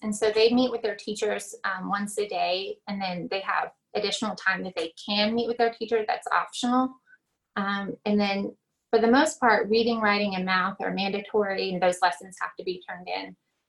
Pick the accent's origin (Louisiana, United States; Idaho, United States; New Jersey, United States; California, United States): Louisiana, United States; born there; I was born in Louisiana. So I just say I'm from Texas because that's a step up.